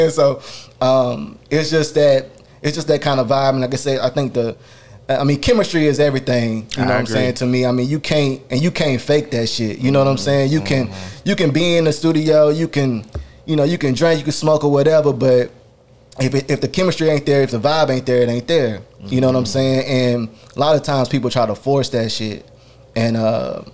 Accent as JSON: {"language": "English", "region": "the South", "country": "United States", "said": "I'm from the South"}